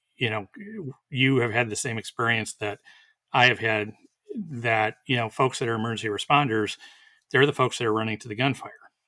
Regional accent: Wisconsin, United States; now in Texas, United States; where I grew up in Wisconsin

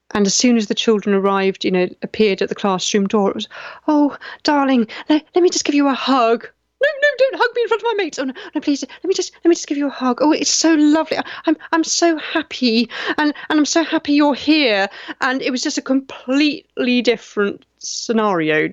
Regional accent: United Kingdom; I'm British

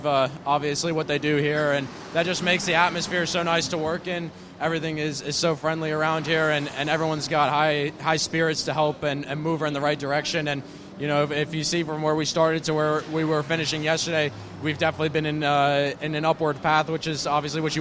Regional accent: United States; also born or lived in Europe; racing as an American

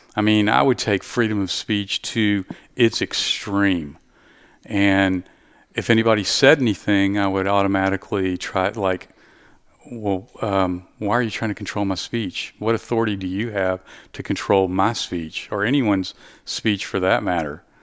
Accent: Southeast Texas, United States; I'm from Southeast Texas

